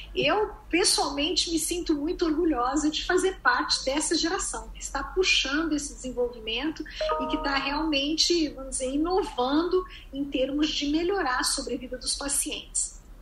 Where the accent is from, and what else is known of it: Brazil; moved away as an adult; now in United States